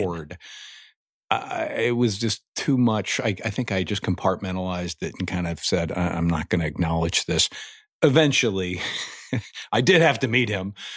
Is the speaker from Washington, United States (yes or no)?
no; Indiana, United States; moved away; I'm from Indiana originally.